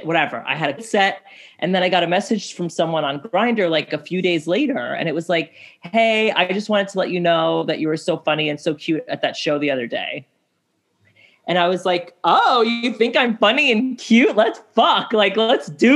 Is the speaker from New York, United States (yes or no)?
yes; New York City, New York, United States; I grew up here. I'm a New Yorker